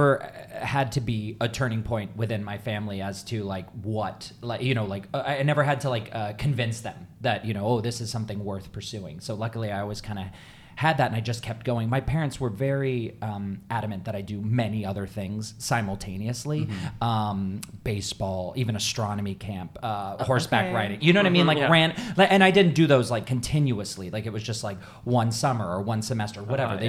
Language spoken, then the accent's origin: English; Tucson, Arizona, United States; I'm from Tucson, I'm from Arizona